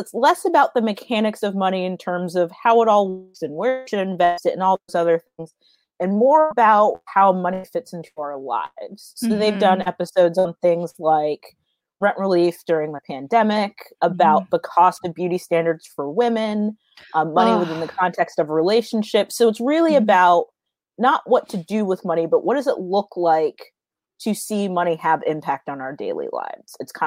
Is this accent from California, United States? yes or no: no; Florida, United States; I grew up in Florida, so we were at the beach all the time.